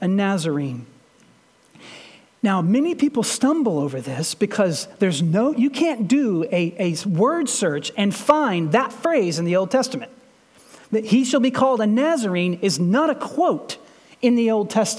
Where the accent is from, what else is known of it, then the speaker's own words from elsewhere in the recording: Shepherdsville, Kentucky, United States; I'm from Shepherdsville